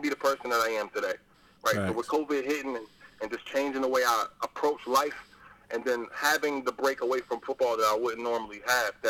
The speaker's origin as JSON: {"language": "English", "town": "Plainfield", "region": "New Jersey", "country": "United States", "said": "I'm from Plainfield, New Jersey. Our area code is 908."}